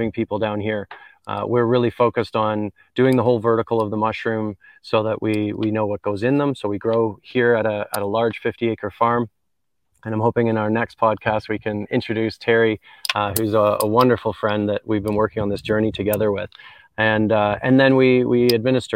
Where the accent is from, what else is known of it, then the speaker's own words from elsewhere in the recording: Canada; accent: twang; moved away as an adult; now in Jamaica; So I'm a Canadian. You can probably tell from some of my twang